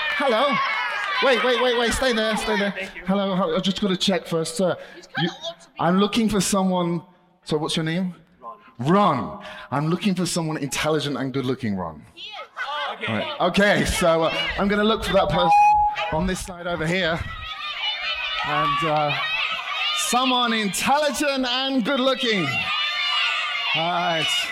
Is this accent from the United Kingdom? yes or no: yes; United Kingdom; I'm British